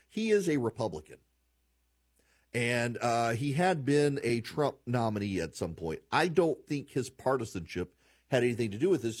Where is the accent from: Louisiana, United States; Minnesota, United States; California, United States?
Louisiana, United States; moved away; I'm from Louisiana. We we grew up with milk in our coffee